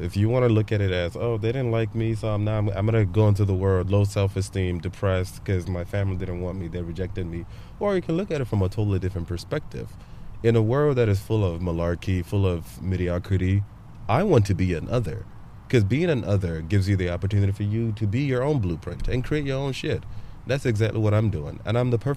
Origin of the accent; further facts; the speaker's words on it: Aba, Abia, Nigeria; now in United States; I was born in a city called Aba. Aba is a city township in Abia State in the southeastern